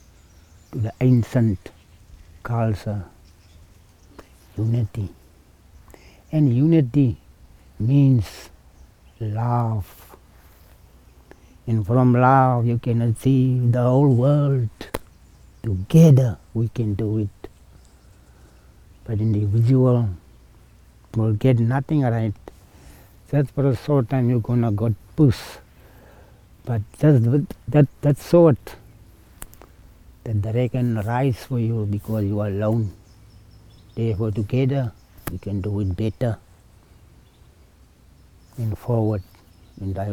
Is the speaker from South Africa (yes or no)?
yes; Citrusdal, Western Cape, South Africa; from Citrusdal. I'm a bushman.